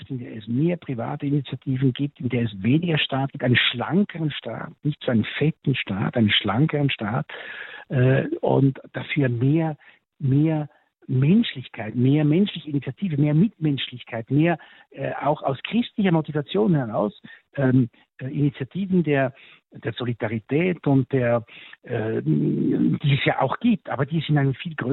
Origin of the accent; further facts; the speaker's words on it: Switzerland; sogar meine Heimat, die Schweiz, äh, muss ich sagen